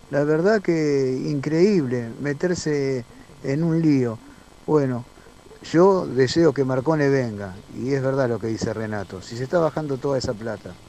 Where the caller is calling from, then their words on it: Mataderos, Buenos Aires, Argentina; Buenos días muchachos … de Matadero.